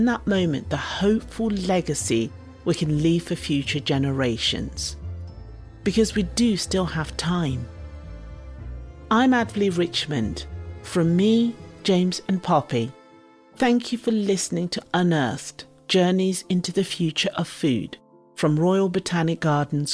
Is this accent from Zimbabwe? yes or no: yes; Zimbabwe; now in United Kingdom; the foods I grew up with in Zimbabwe